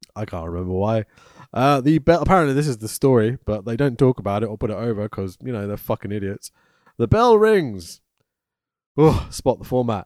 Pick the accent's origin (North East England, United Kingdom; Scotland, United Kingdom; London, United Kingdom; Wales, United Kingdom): Wales, United Kingdom; Welsh; I'm quite Welsh